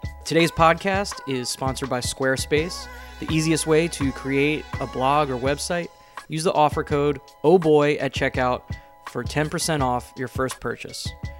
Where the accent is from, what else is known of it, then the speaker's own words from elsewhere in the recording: New Jersey, United States; I'm from New Jersey.